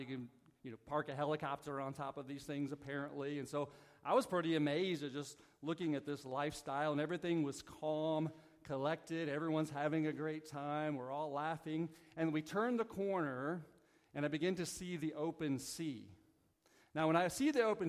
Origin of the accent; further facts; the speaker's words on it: Southern Missouri, United States; moved away; So I'm from the Midwest. Like, I'm a Southern Missouri country boy